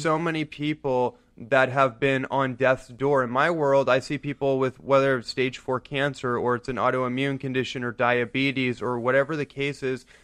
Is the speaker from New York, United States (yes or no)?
no; Bay Area, Northern California, United States; I grew up in Northern California in the Bay Area